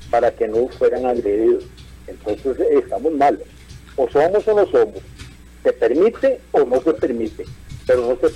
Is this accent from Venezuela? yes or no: no; Desamparados, San José, Costa Rica; de Desamparados.